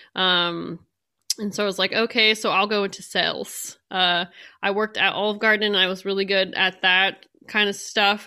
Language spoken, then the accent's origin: English; San Joaquin Valley, California, United States; moved away; I am from California, from the San Joaquin Valley